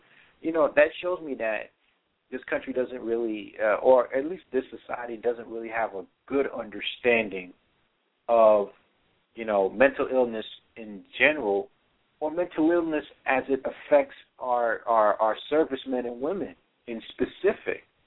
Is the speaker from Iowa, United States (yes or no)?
no; New York City, New York, United States; that was my hometown. I was born there